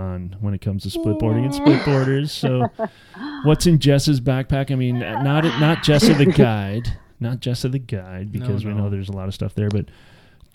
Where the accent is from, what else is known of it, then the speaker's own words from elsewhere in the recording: Toronto, Ontario, Canada; also born or lived in New Jersey; two of them are dudes that I grew up with in Toronto